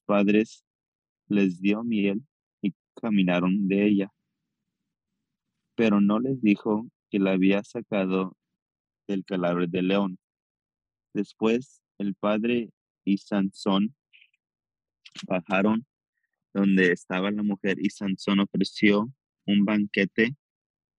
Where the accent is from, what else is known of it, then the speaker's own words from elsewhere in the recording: Las Vegas, Nevada, United States; growing up in Vegas